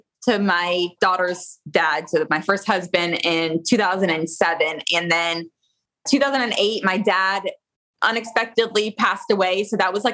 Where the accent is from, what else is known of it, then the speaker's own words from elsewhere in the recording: Florida, United States; I am a Florida girl. I was born and raised in Florida